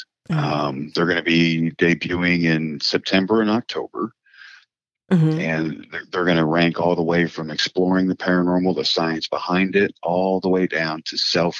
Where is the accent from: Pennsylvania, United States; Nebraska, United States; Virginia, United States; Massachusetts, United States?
Massachusetts, United States; accent: Midwest with a New England twist; It's Midwest. I have a Midwest accent with a New England twist to it.